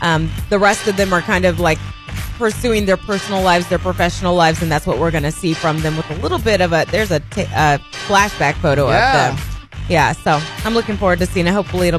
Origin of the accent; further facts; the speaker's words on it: Indiana, United States; now in Arkansas, United States; I'm from Indiana.